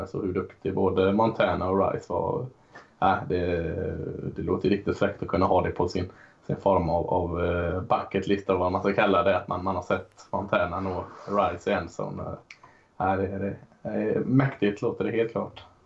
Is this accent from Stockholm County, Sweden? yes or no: no; Gothenburg, Västra Götaland, Sweden; mig som är, som är göteborgare också